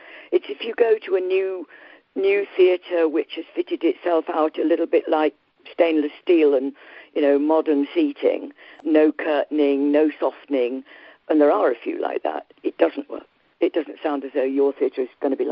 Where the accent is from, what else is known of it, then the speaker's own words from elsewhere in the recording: Yorkshire and the Humber, United Kingdom; I come from Yorkshire and was born not too far from Wuthering Heights.